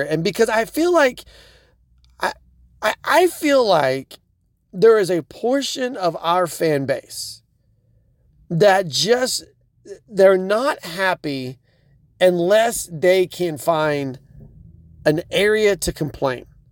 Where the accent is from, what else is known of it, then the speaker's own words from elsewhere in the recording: Oklahoma, United States; I'm from Oklahoma